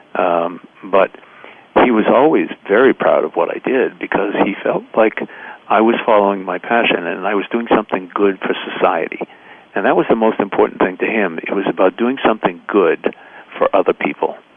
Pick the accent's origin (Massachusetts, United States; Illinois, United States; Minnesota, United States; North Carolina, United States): Massachusetts, United States; Boston; growing up in the North End, and that uh, that I couldn't go swimming in Boston Harbor